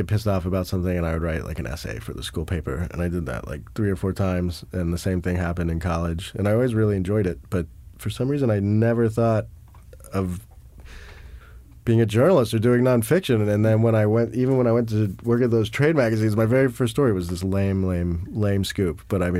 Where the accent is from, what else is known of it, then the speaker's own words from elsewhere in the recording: South Africa; I'm like, hey, I'm from South Africa, too.